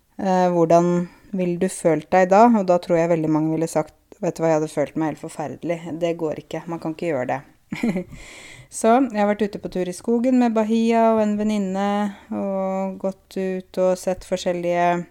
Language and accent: Norwegian; Norway; Jeg er en nordmann selv om jeg er kvinne